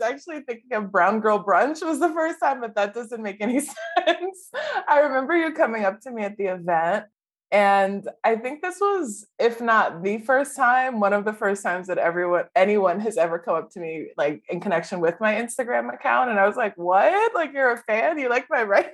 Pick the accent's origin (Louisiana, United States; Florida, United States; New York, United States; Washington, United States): Louisiana, United States; New Orleans; So I grew up in New Orleans.